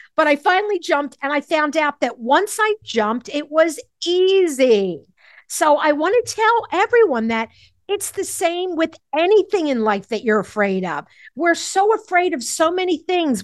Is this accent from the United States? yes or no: yes; Philadelphia, Pennsylvania, United States; I grew up in Mount Airy, Philadelphia